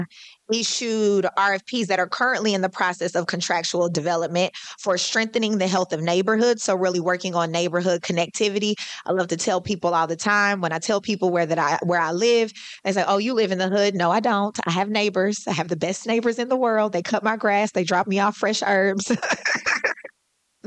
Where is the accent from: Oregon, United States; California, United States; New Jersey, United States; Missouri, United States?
Missouri, United States; Kansas City; I was raised in Oak Park and I still live there